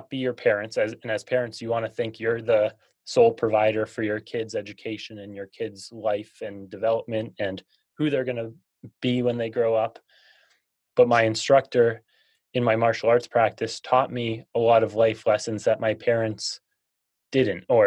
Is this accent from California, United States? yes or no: no; Massachusetts, United States; I grew up in Massachusetts.